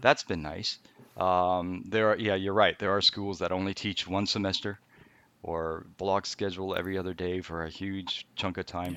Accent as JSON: {"language": "English", "country": "Canada", "tie": "born or raised there", "also_born_or_lived": "Japan", "said": "I was born in Japan. I'm not gonna go too far back, but we moved to Canada when I was, uh, between third and fourth grade. So, I went, I did most of my school in Canada"}